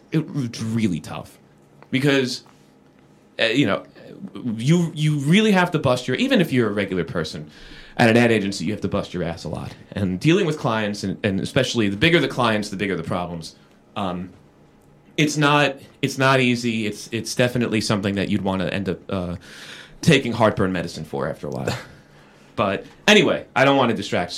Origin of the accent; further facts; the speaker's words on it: South Florida, United States; I'm from South Florida